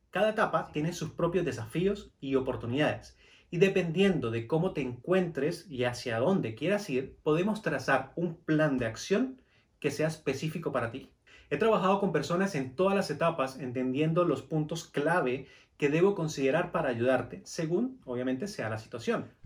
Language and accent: Spanish; Venezuela; moved away as an adult; now in Colombia; a Venezuela que usted tiene mucho potencial. Y yo durante cuatro años estuve empeñado en quedarme en mi país